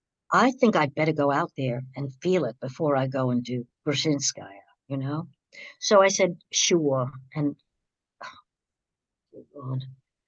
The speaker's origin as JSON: {"language": "English", "country": "Australia", "said": "Now, I'm Australian, but I was hired as part of the British company, Australian American."}